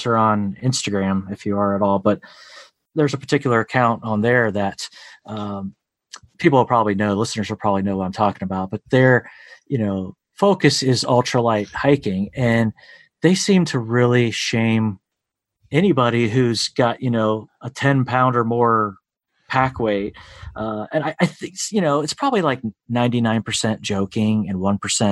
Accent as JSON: {"language": "English", "region": "Ohio", "country": "United States", "tie": "born or raised there", "said": "my home state here of Ohio"}